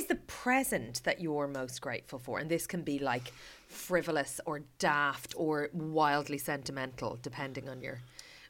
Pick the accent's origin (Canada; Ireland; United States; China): Ireland; Like, I feel like I relate to that as an Irish person.